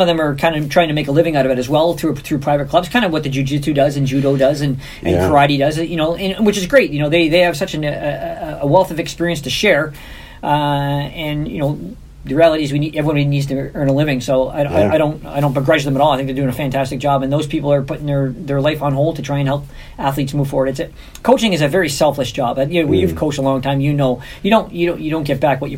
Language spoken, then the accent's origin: English; Hamilton, Ontario, Canada; we're from Hamilton